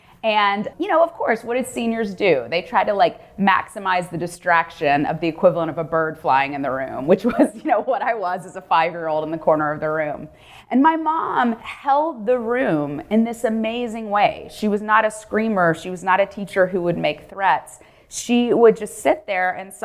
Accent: Memphis, Tennessee, United States; moved away; I grew up in Memphis, Tennessee

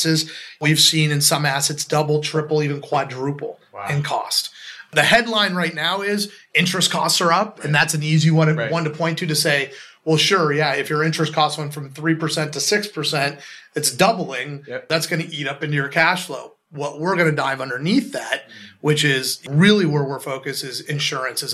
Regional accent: Los Angeles, California, United States; moved away; also born or lived in Chicago / Midwest / New York / London; I grew up in Los Angeles

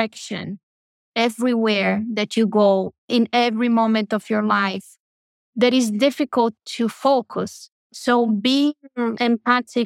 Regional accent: Brazil; moved away; I was raised in Brazil, one of the biggest Catholic countries in the world

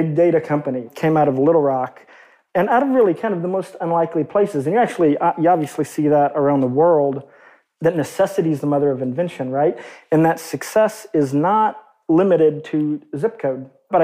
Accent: Arkansas, United States; growing up in Arkansas, which is a really, kind of on balance, pretty economically repressed and depressed state

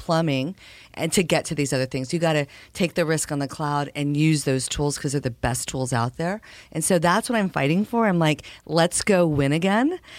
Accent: El Paso, Texas, United States; I was born in El Paso, Texas

